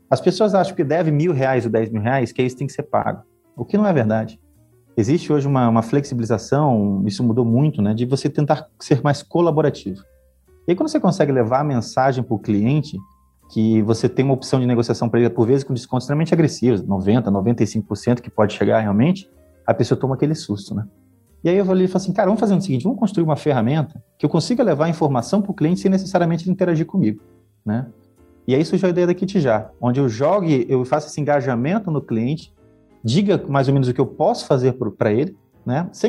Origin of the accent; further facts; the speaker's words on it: Porto Velho, Rondônia, Brazil; also born or lived in Acre / Amazonas / Maranhão / Minas Gerais; now in Paraná, Brazil; Eu sou natural de Porto Velho, Rondônia, né? Nasci e morei muito tempo lá. Só que em virtude da carreira que meus pais tinham, né? Eu transferia bastante. Então, eu morei no Acre, no Amazonas, Maranhão, Minas Gerais